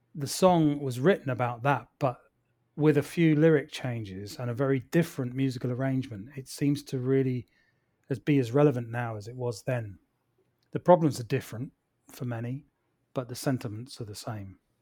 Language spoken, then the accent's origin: English; Plymouth, South West England, United Kingdom; moved away; also born or lived in London; my family and I moved back to my hometown of Plymouth down here in the southwest by the sea.